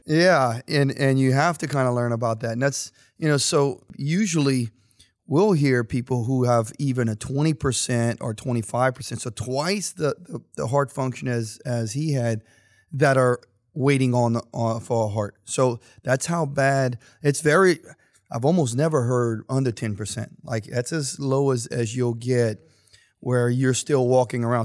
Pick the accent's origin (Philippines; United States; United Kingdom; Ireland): United States; St. Martinville, Louisiana; now in Youngsville, United States; I'm originally, of course, Saint Martinville, but no one knows where Saint Martinville is. But I am from Youngsville.